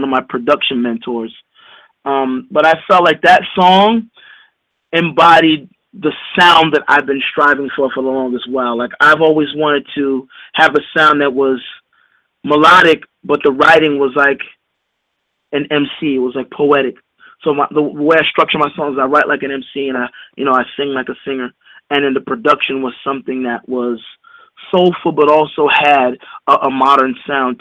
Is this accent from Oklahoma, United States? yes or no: no; New York, United States; I'm from New York